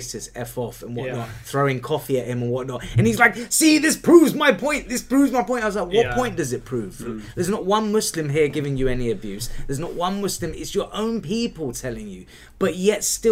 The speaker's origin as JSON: {"language": "English", "region": "London", "country": "United Kingdom", "tie": "born or raised there", "also_born_or_lived": "Portsmouth", "said": "I was born in London, all right? I'm, yeah, a Londoner."}